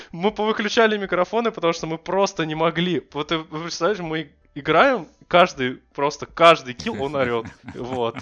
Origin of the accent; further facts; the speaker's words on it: Russia; мы из России